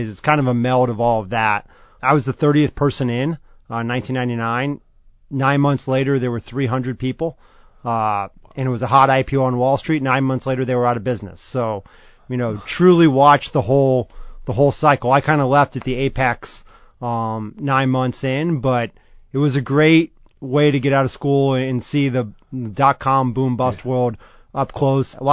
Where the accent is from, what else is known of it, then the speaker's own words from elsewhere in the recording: Los Angeles, California, United States; So I grew up in Los Angeles, right here, uh, mm-hmm. born and raised. So it's great to be back home